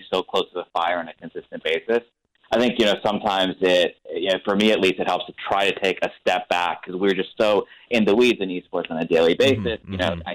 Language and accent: English; Florida, United States; I grew up in Florida, so, surrounded by water